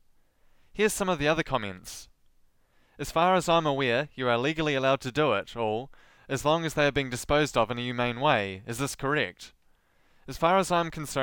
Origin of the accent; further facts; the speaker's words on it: Southland, New Zealand; accent: Southland; I have a Southland accent